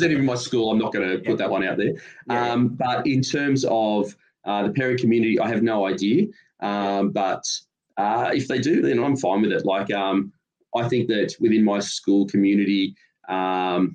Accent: Sydney, New South Wales, Australia; I'm from Sydney

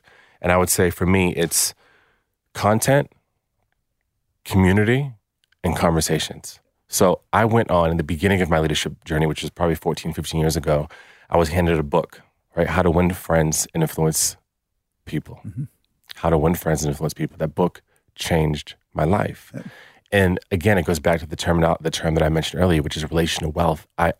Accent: United States; moved away as an adult; now in Australia; Hey guys, I'm American, I'm in Australia

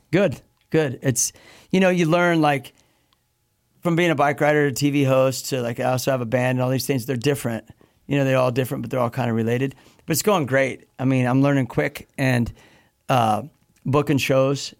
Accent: Midwest, United States; I grew up in the Midwest

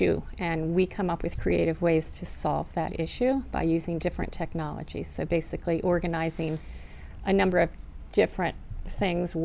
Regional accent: Lincoln, Virginia, United States; From a tiny town called Lincoln, Virginia

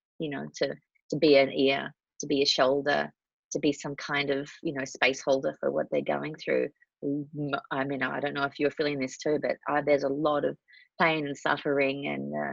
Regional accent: Australia; now in Los Angeles, United States; I'm Australian.

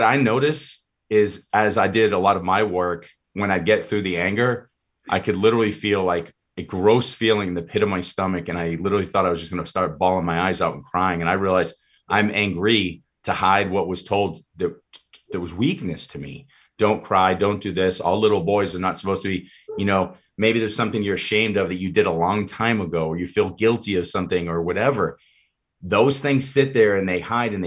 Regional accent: Boston, Massachusetts, United States; moved away; I grew up in Boston

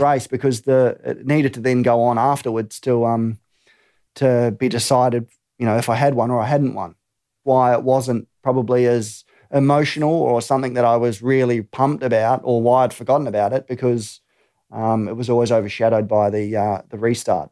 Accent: New Zealand; growing up in New Zealand

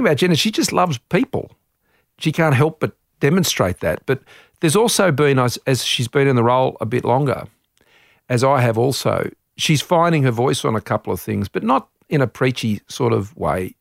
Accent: Australia; as an Australian, it's our part of the world.

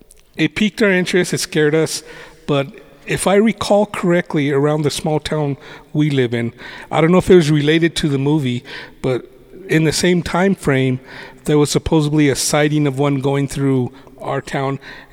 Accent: Gallup, New Mexico, United States; growing up in the Gallup area

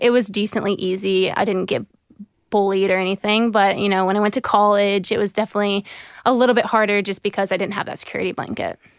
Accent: Jacksonville, Florida, United States; also born or lived in South Carolina / Seattle / Brisbane; I was born in South Carolina, and I moved when I was two to Jacksonville, Florida, and I've spent the rest of my life there so far.

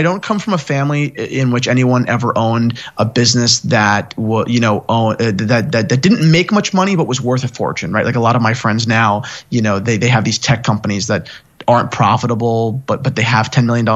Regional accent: near Gary Vaynerchuk's wine shop, New Jersey, United States; I grew up 15 minutes from Gary's wine shop.

